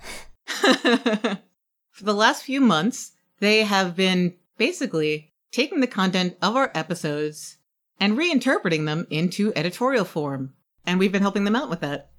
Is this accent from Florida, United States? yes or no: no; New York City, New York, United States; my hometown, New York City